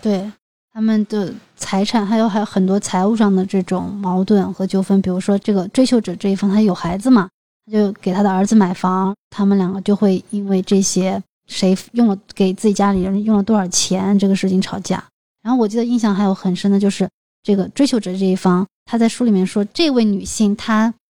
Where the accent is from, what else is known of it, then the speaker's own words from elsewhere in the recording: China; 在我们中国人的这个习俗里面，结婚就是成家，买房啊，好像是一件必须要完成的事情